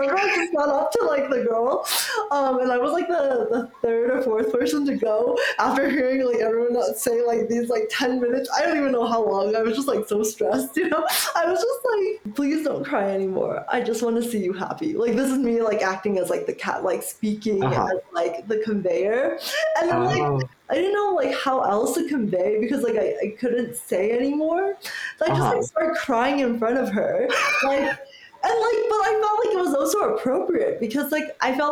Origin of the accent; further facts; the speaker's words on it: United States; I immigrated to America when I was 7. So I would always say like, oh, it's because English is my second language, even though it's truly like my native tongue